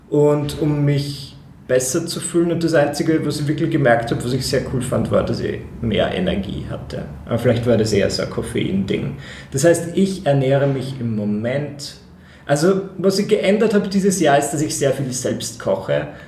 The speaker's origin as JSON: {"language": "German", "town": "Eisenstadt", "region": "Burgenland", "country": "Austria", "tie": "born or raised there", "said": "ich fahre dann nach Eisenstadt in meine Heimatgemeinde mehr oder weniger"}